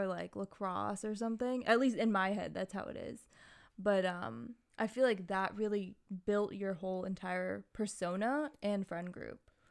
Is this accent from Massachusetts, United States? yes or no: yes; Massachusetts, United States; moved away; also born or lived in Hawaii; growing up in the suburbs of Massachusetts as one of the few people of color and also one of the few Asians, um, in the town that I grew up in partially before moving to Hawaii